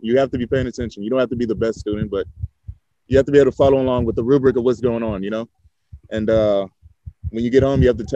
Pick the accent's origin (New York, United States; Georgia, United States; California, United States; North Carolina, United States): California, United States; also born or lived in Pomona, California; I grew up in between Los Angeles and the Inland Empire.